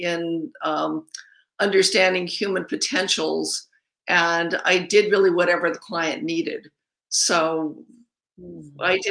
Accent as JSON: {"language": "English", "town": "Los Angeles", "region": "California", "country": "United States", "tie": "born or raised there", "said": "I grew up in Griffith Park underneath the observatory"}